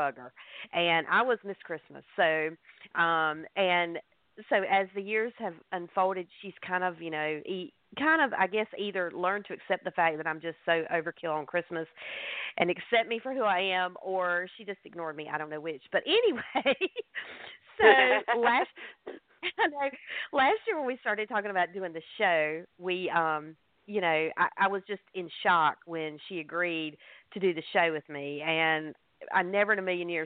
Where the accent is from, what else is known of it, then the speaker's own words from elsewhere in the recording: the South, United States; I'm from the South. We just call it sausage down here.